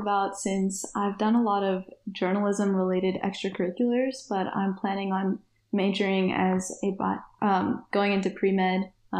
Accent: Dallas, Texas, United States; I'm from Texas

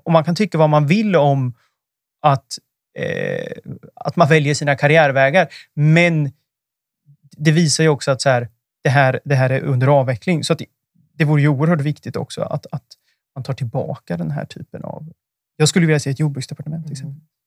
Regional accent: Östergötland, Sweden; jag kommer ju från Östergötland

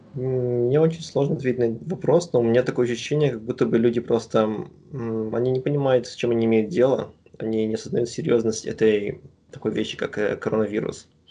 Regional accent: Astana, Kazakhstan; moved away as an adult; also born or lived in Shakhtinsk, Karaganda Region, Kazakhstan; now in United States; я родился в Карганинской области, в городе Шахтинск, потом когда мне было 7 лет, мы переехали в Астану, и я практически большую часть жизни прожил там.

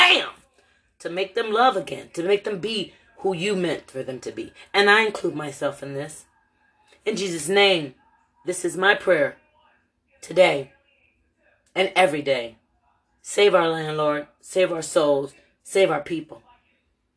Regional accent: Lorain, Ohio, United States; moved away as an adult; now in Louisville, United States; my hometown of Lorain, Ohio

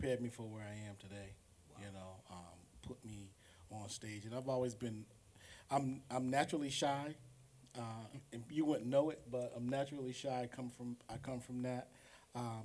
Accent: Boston, Massachusetts, United States; moved away; I'm originally from Boston, Massachusetts.

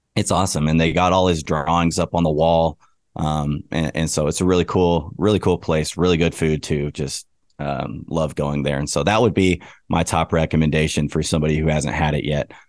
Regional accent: Lubbock, Texas, United States; I'm from Lubbock. I've been going to games my whole life

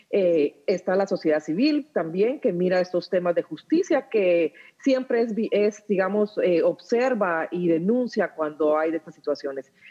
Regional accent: Guatemala; somos los guatemaltecos

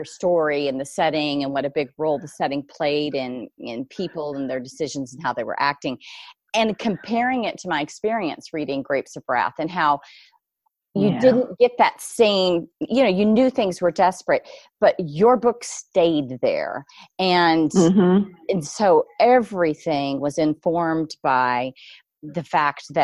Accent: Texas, United States; growing up in Texas like I did

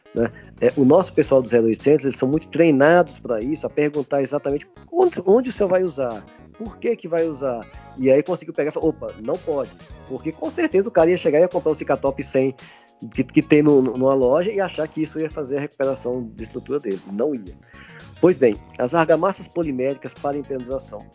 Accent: Minas Gerais, Brazil; now in São Paulo, Brazil; eu estou em São Paulo, mas eu sou de Minas

